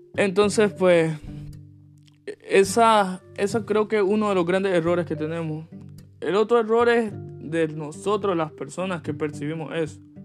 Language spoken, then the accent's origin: Spanish; Nicaragua; moved away as an adult; now in United States; yo que crecí, viví 17 años en Nicaragua